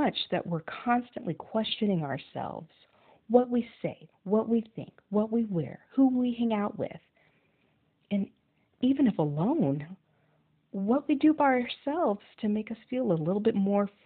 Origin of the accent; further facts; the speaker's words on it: Thornton, Colorado, United States; I'm from Thornton, Colorado